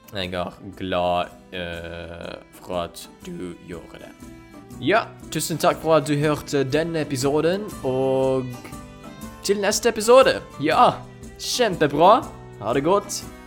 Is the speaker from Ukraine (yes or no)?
yes; Ukraine; Norwegian is a second language; moved away as an adult; also born or lived in Poland / Norway; jeg kommer opprinnelig fra Ukraina